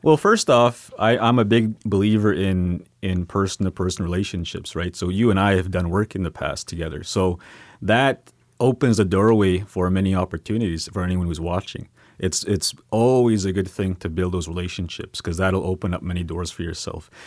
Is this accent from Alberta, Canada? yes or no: no; Sweetgrass First Nation, Saskatchewan, Canada; now in Saskatoon, Canada; I'm from Sweetgrass First Nation. I, um, currently live in Saskatoon